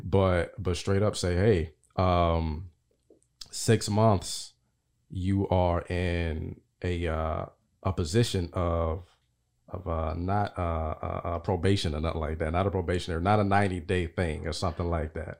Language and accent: English; Nashville, Tennessee, United States; I'm from Nashville.